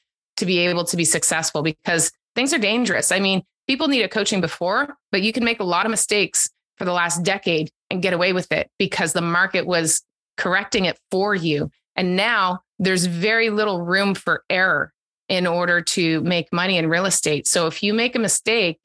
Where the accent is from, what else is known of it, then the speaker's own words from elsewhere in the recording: East Coast of Canada, the Maritimes, Canada; moved away as an adult; also born or lived in Calgary; now in Ontario, Canada; I grew up on the East Coast of Canada and the Maritimes